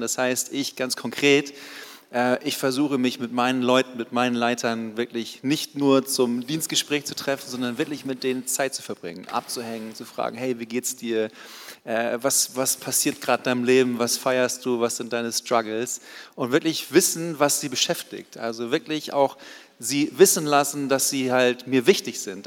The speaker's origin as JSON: {"language": "German", "region": "Baden-Württemberg", "country": "Germany", "said": "bei uns in Baden-Württemberg"}